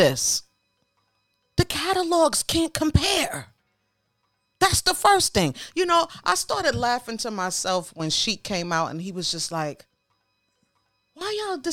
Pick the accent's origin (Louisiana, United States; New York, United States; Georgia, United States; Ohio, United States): New York, United States; I'm from New York